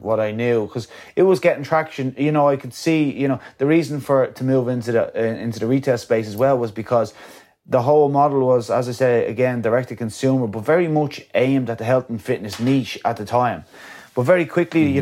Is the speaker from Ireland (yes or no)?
yes; County Wicklow, Ireland; coming from my hometown